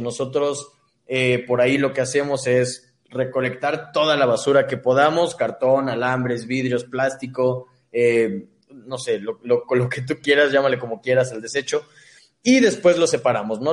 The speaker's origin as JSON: {"language": "Spanish", "town": "Cuautitlán Izcalli", "region": "State of Mexico", "country": "Mexico", "tie": "born or raised there", "said": "yo soy del Estado de México."}